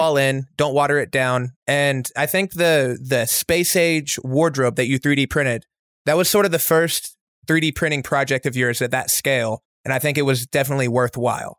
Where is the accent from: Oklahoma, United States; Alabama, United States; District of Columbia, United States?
Oklahoma, United States; moved away; I'm from Oklahoma, so we share a border, and so our youth was very similar